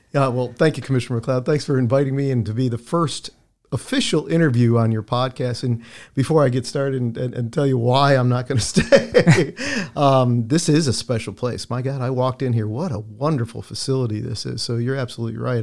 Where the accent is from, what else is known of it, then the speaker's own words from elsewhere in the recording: Chicago, Illinois, United States; also born or lived in St. Louis / Philadelphia / Tampa; now in Lakeland, United States; my hometown of Chicago